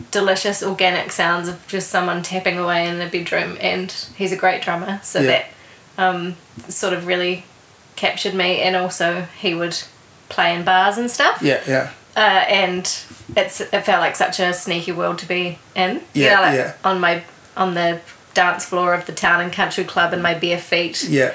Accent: Alexandra, Otago, New Zealand; I grew up in Alexandra in central Otago.

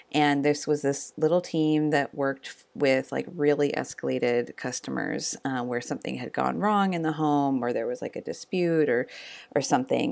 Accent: Eugene, Oregon, United States; the University of Oregon in my hometown of Eugene

